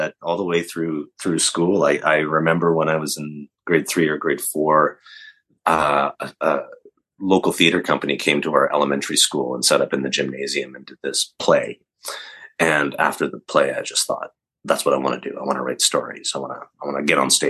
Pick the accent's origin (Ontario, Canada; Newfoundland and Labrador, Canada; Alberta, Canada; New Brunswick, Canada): Alberta, Canada; Calgary; I grew up in Calgary, Alberta, Canada, and in a little suburb, Southwood.